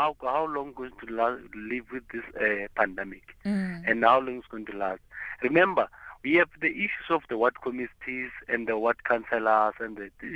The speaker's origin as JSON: {"language": "English", "country": "South Africa", "lives_now": "Polokwane, South Africa", "said": "As South African"}